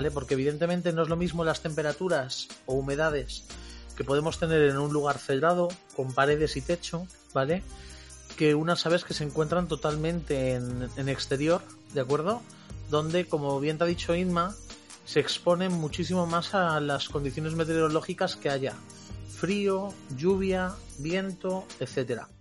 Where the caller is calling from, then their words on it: Valladolid, Castile and León, Spain; de Valladolid y tengo un par de agapornis.